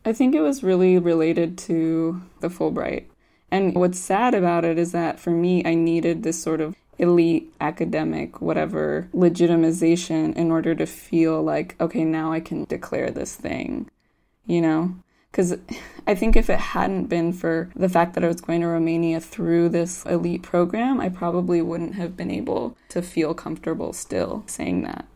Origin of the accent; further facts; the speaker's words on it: United States; as an American growing up in the U S and the U S education system